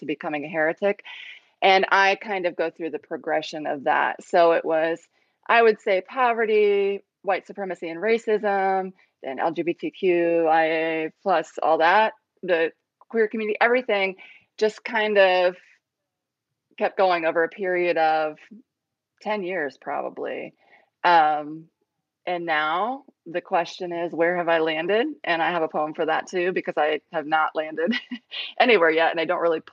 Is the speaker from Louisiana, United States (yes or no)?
no; Ohio, United States; moved away as an adult; also born or lived in Cambodia; now in South Carolina, United States; We're from Ohio. We moved to South Carolina